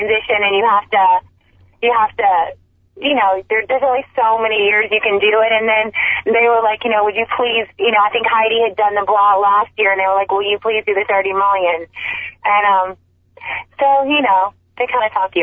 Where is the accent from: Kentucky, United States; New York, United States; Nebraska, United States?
Kentucky, United States; now in Los Angeles, United States; I'm originally from Kentucky